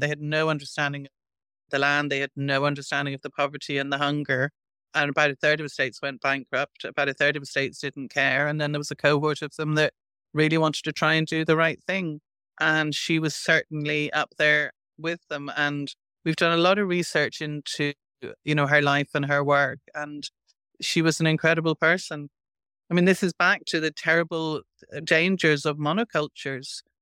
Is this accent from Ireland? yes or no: yes; Ireland; born or raised there